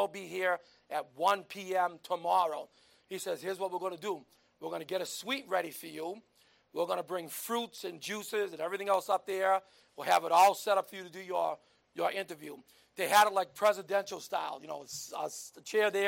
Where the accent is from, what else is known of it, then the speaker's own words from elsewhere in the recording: United States; I'm from the United States